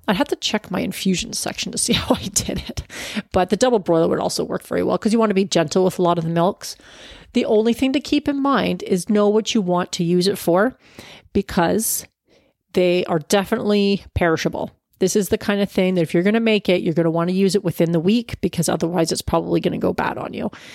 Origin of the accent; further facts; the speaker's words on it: Canada; as a Canadian